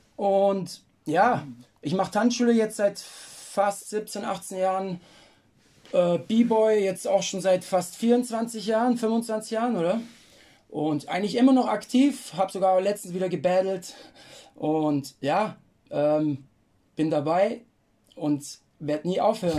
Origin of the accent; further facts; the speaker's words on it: Lindau, Bavaria, Germany; ich bin eigentlich aus Lindau da am Bodensee